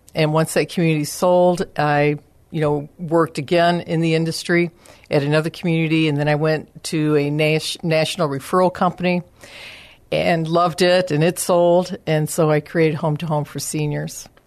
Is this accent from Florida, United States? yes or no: no; Chicago, Illinois, United States; moved away as an adult; now in San Antonio, United States; I am originally from the Chicago area.